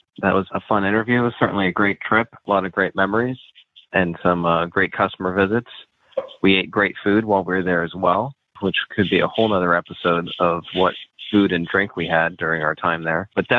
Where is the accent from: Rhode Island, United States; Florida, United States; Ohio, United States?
Ohio, United States; University of Michigan, of course, is the great rival of my home state's major college athletic team, Ohio State, the Ohio State Buckeyes.